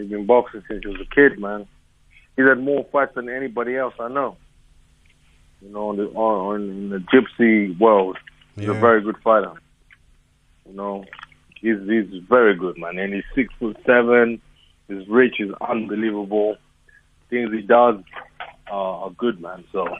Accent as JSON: {"language": "English", "country": "Zimbabwe", "tie": "born or raised there", "said": "Bro, I will not change it for anything. You know, I like it. I'm an African. I like being African."}